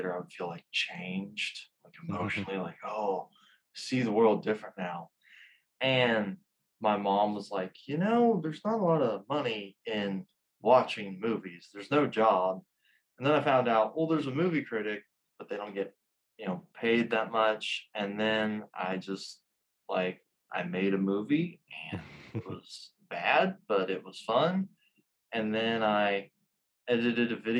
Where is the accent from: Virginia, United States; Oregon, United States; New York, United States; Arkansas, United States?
Arkansas, United States; Little Rock; also born or lived in Conway; I was born and raised in Little Rock